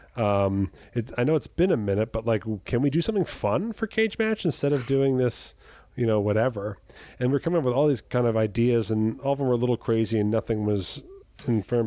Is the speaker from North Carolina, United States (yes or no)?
no; Jersey Shore, New Jersey, United States; moved away as an adult; also born or lived in US Virgin Islands; I'm from the Jersey Shore, New Jersey